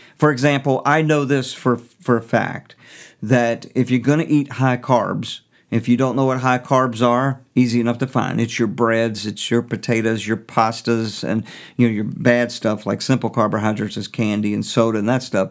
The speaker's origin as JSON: {"language": "English", "country": "United States", "said": "I am an American"}